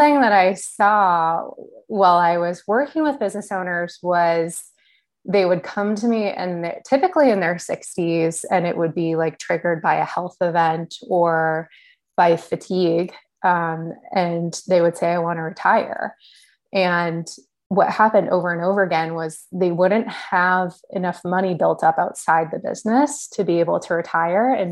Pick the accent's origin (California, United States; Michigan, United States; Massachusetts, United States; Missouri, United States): Massachusetts, United States; Boston; I'm originally from the Boston area. I grew up here